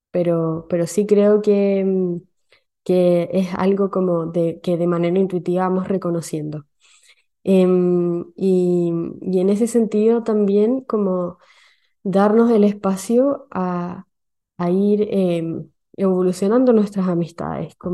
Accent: Chile; now in Sweden; yo llegué de Chile a Suecia con, un ritmo de eh, un ritmo social demasiado alto

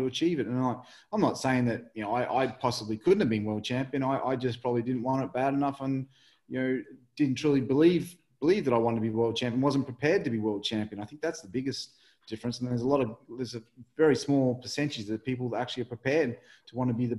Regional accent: Mildura, Victoria, Australia; born or raised there; moved away; also born or lived in England

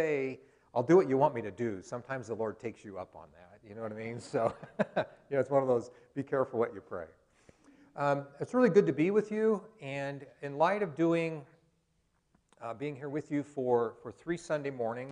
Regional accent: Colorado, United States; moved away as an adult; also born or lived in Newberg, Oregon / Kansas; now in Idaho, United States; I was born in Colorado, grew up in Rocky Mountain, yearly meeting, but 5 years of that, we went to Newburgh so my dad could go to George Fox

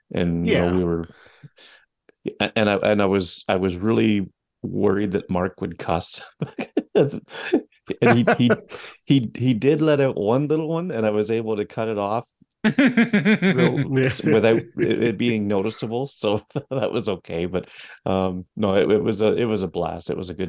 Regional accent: Canada; I should just stick to being Canadian.

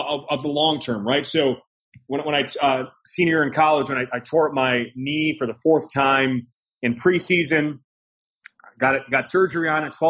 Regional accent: United States; as an American, it's that American mindset

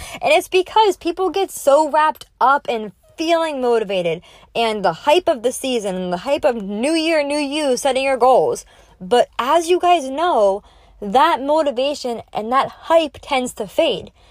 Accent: Naples, Florida, United States; live here in person in my hometown in Naples, Florida

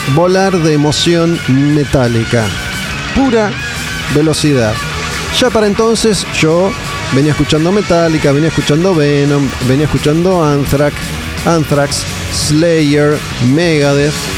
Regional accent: Olivos, Buenos Aires Province, Argentina; Yo era muy chico y, no, no iba mucho más allá de, Olivos, de zona norte

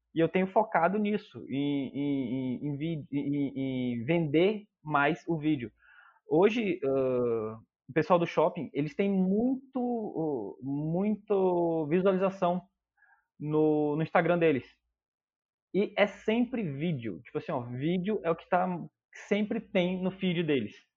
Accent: Manaus, Amazonas, Brazil; moved away as an adult; also born or lived in Porto Alegre; hoje eu tô morando em Manaus, eu sou natural de Manaus

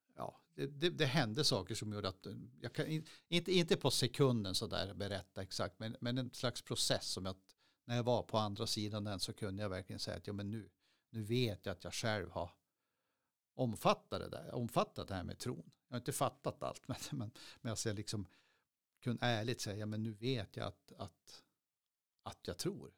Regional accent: Skråmträsk, Västerbotten County, Sweden; moved away as an adult; also born or lived in Skellefteå; now in Piteå, Sweden; jag är från Skromträsk och flyttade hemifrån när jag var 20

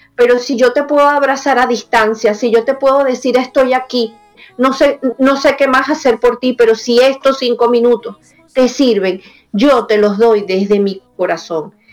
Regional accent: Venezuela; now in United States; también me duele Venezuela, también me duele todo lo que ha pasado en mi país y haberme salido de ahí

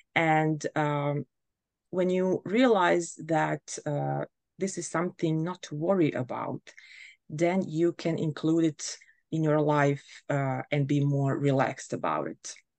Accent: Bosnia & Herzegovina; now in Germany; I come from Bosnia and Herzegovina, but I currently live in Germany

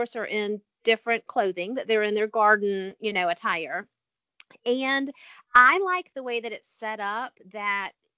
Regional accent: South Carolina, United States; now in Virginia, United States; I'm from South Carolina

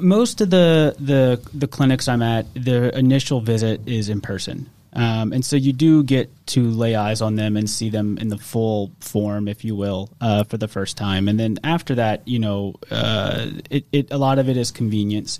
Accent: Metairie, Louisiana, United States; also born or lived in Kenner, Louisiana; I'm from New Orleans, from from Kenner and Metairie actually. Uh, I live in Metairie now.

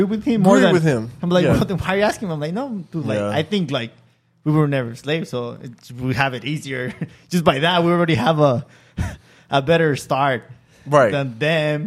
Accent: Michoacán, Mexico; moved away; I'm Mexican, I'm from Michoacan

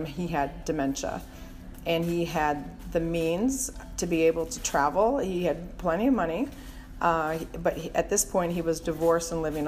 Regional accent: Minnesota, United States; I grew up in Minnesota

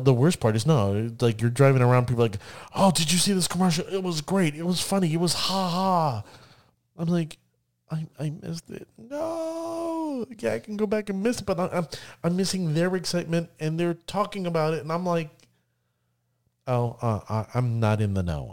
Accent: Orlando, Florida, United States; Me being born and raised in Orlando, Florida

